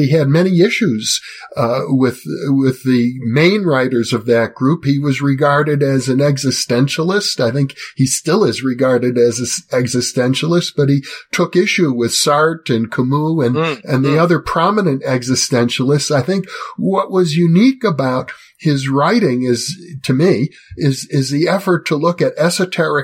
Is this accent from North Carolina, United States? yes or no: no; Wisconsin, United States; growing up in Wisconsin in the 1950s, we didn't own a lot of books